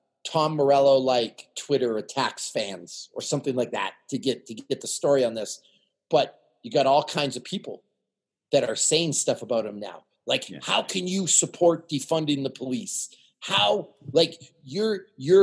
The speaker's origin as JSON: {"language": "English", "country": "Canada", "moved": "yes", "lives_now": "United States", "said": "I'm Canadian."}